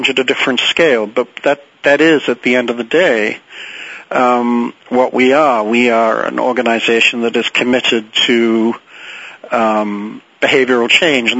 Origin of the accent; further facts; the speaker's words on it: England, United Kingdom; moved away; I grew up in England and went off to boarding school when I was 7 and was there 10 years